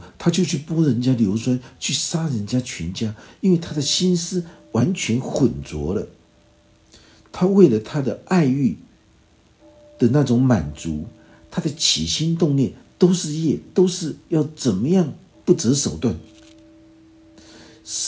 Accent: Taiwan; 我们台湾人经常会有很多的口头口头禅，那些口头禅都是一种呃乡土的一种气息。

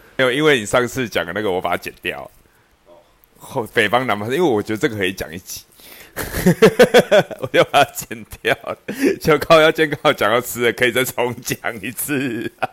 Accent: Zhonghe, New Taipei, Taiwan; 我小时候住在中和

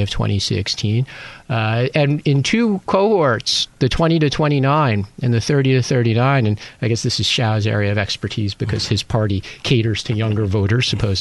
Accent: United States; now in Taiwan; being American

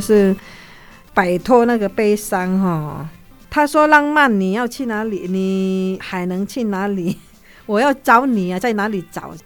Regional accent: Kalimantan, Indonesia; moved away; 他们的马来风格跟我们加里曼丹的又有一点不一样

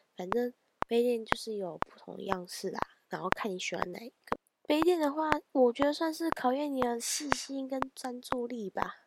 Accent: northern Taiwan, Taiwan; 因为我是北部人

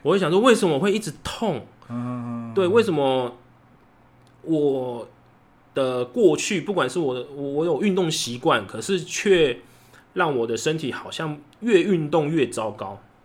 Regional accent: Kaohsiung, Taiwan; 我是高雄人，然后我自己有，有创一个公司叫储备力量，然后我就是有自己的场，场地

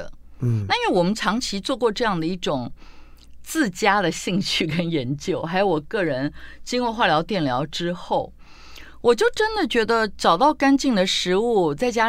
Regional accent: Tainan, Taiwan; 包括我们台南人最爱的虱目鱼，

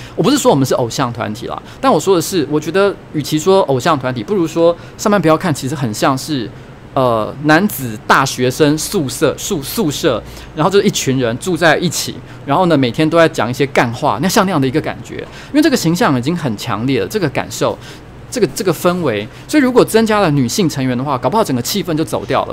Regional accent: Taiwan; 我们家是台湾人嘛，那我小时候台语讲得非常不好，现在也没有非常厉害了

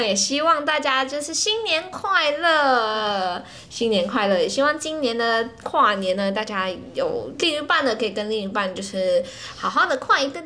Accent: Malaysia; 我们是马来西亚人

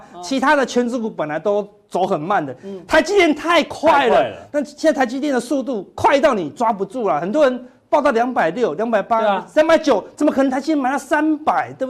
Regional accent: Taiwan; 我们台湾人是那个电影票很便宜，进去爆米花很贵。

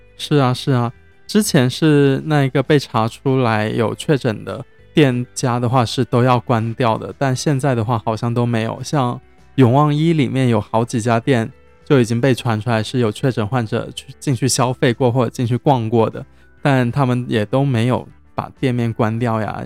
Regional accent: Zhejiang, China; now in Cambodia; 我是浙江的

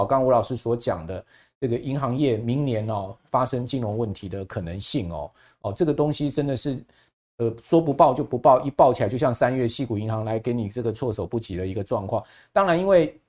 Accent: Taiwan; 他跟我们台湾人不一样， 我们台湾人是有钱人才看价钱的

